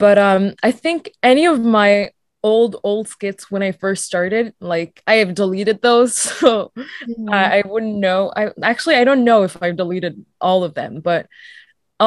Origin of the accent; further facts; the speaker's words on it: France; also born or lived in Mauritius; now in Toronto, Canada; I wanted to live back in France because I'm originally from France